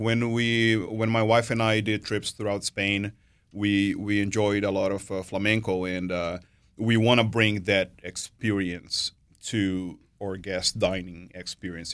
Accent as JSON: {"language": "English", "country": "Brazil", "tie": "born or raised there", "moved": "as an adult", "lives_now": "United States", "said": "I'm born and raised in Brazil. Um, been here to, in the U S since two thousand and seven."}